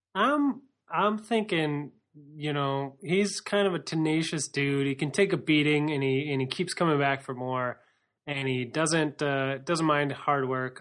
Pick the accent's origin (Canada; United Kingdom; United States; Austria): United States; we're American.